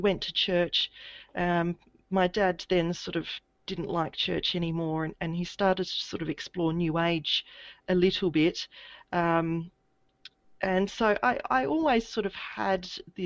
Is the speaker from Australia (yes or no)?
yes; Adelaide, South Australia, Australia; now in Brisbane, Australia; I grew up in Adelaide in South Australia